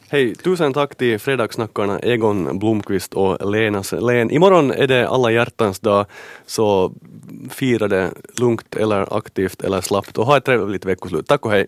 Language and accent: Swedish; Karis, Uusimaa, Finland; jag är då född och uppvuxen i, i Karis